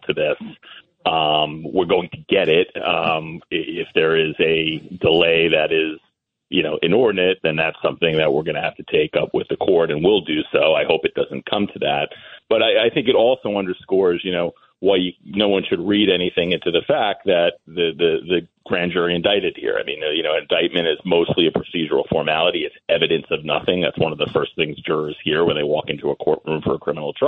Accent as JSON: {"language": "English", "town": "Massapequa", "region": "New York", "country": "United States", "tie": "born or raised there", "said": "I grew up in Massapequa"}